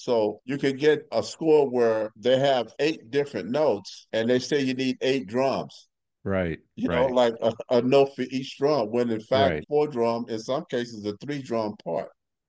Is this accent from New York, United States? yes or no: no; St. Louis, Missouri, United States; Yeah, I grew up in North St. Louis. It's our area was nicknamed DeVille.